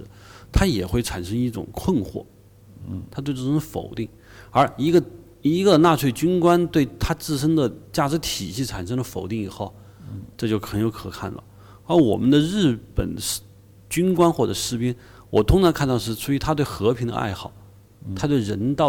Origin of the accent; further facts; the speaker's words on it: China; 我们这日军的暴行是暴行的话，我们中国人杀，但日本人、日本的军国主义不会把我们中华文明毁了，没有这个担心